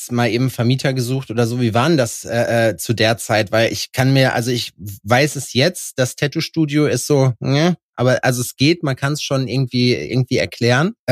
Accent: Hünxe, North Rhine-Westphalia, Germany; born or raised there

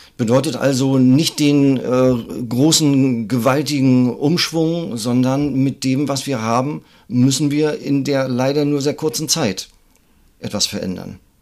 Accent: Greifswald, Mecklenburg-Vorpommern, Germany; Ich bin auch aus dem Norden, also aus Greifswald.

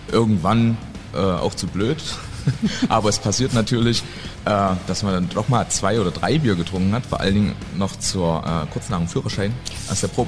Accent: East Germany, Germany; ich formuliere das als Ostdeutscher.

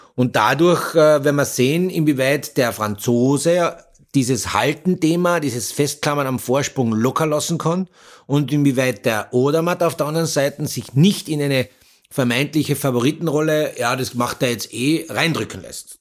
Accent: Austria; bei uns in Österreich

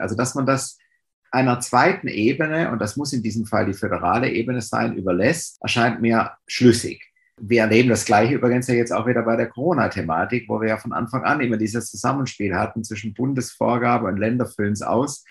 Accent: Ulm, Baden-Württemberg, Germany; Meine Geburtsstadt Ulm an der Donau

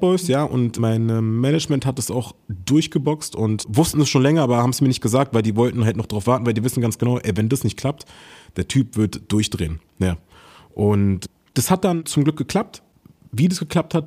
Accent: Berlin, Germany; ich bin in Berlin groß geworden

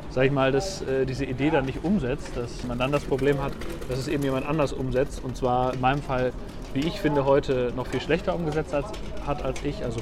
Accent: Münster, North Rhine-Westphalia, Germany; ich komme ja aus, äh, aus Münster in Westfalen und da habe ich bei der Firma Meistersinger gearbeitet.

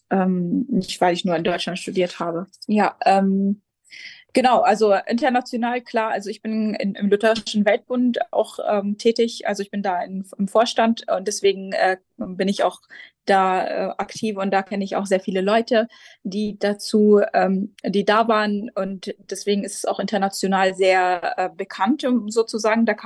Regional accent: Jerusalem, Palestine; German is a second language; also born or lived in Lebanon / Göttingen; Ich bin äh, hier in Jerusalem aufgewachsen und ähm, geboren und in der, in der, deutschen Schule hier an der Schmidt-Schule gegangen.

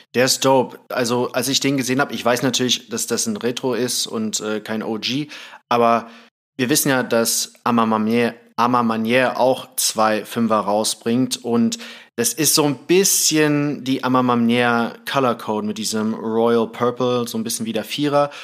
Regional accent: Thailand; moved away; ich bin in Thailand aufgewachsen

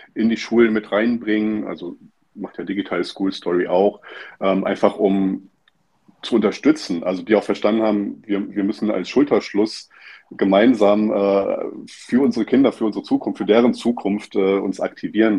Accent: Stralsund, Mecklenburg-Vorpommern, Germany; moved away; ich bin in Stralsund aufgewachsen

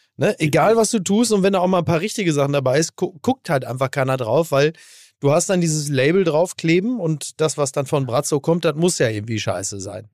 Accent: Castrop-Rauxel, North Rhine-Westphalia, Germany; born or raised there; moved away

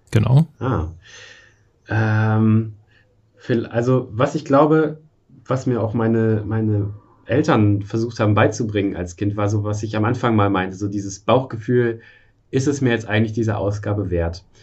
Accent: Germany; born there; Ich bin in der DDR noch geboren und aufgewachsen äh, nicht aufgewachsen

